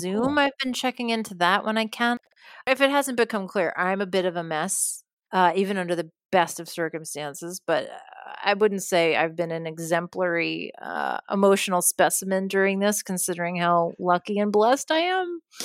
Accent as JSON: {"language": "English", "region": "New York", "country": "United States", "tie": "born or raised there", "moved": "as an adult", "lives_now": "California, United States", "said": "I grew up in New York, and I lived there until just a few years ago"}